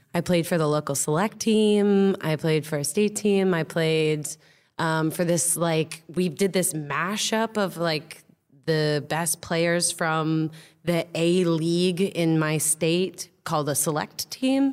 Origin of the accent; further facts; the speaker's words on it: United States; also born or lived in London; now in Amsterdam, Netherlands; I'm American